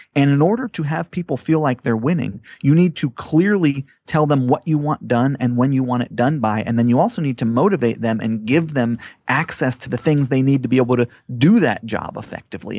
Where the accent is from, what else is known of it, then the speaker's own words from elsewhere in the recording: Hawaii, United States; moved away; I grew up on Hawaii, but I never lived on the beach